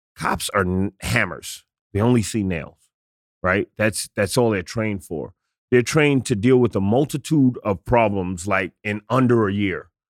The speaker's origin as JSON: {"language": "English", "town": "New York City", "region": "New York", "country": "United States", "said": "I'm a kid from the South Bronx"}